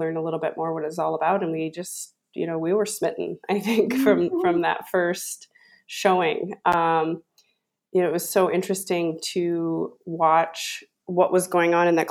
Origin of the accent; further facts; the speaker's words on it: Sioux Falls, South Dakota, United States; we live in Sioux Falls here, and we grew up in Sioux Falls